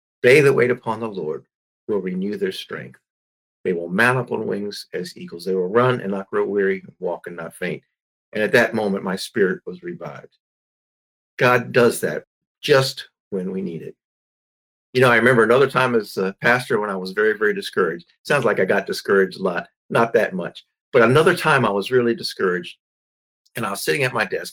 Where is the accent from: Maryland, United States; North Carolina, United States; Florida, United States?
Maryland, United States; my home state of Maryland